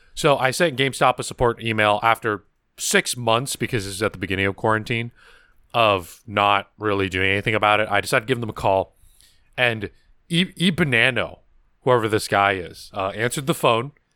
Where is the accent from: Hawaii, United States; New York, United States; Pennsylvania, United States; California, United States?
California, United States; accent: American; I was raised in California